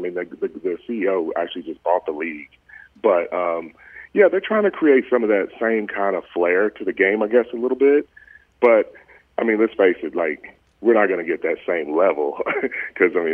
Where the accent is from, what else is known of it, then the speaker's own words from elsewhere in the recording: El Reno, Oklahoma, United States; also born or lived in Dallas, Texas / Arkansas / Georgia / Ireland; born and raised in El Reno